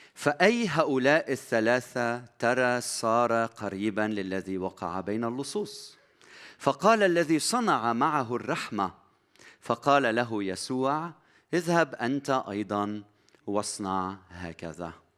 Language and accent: Arabic; Lebanon; بلدنا لبنان